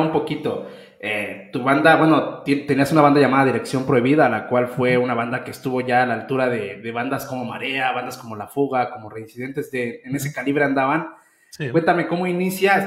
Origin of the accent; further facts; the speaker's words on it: Mexico; Yo crecí con el rock de mi país